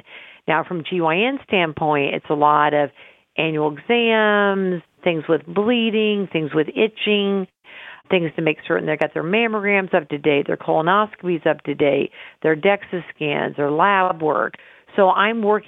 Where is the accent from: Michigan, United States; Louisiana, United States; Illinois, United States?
Illinois, United States; Carthage; also born or lived in Pennsylvania; my goal was to come back to my hometown and deliver babies and give women's health care